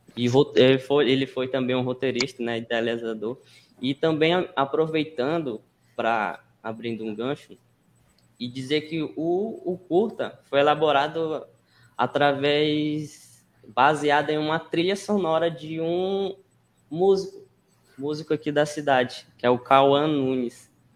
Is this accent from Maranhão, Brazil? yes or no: yes; Vargem Grande, Maranhão, Brazil; sou de Vargem Grande, aqui um, uma cidade que é bastante conhecida culturalmente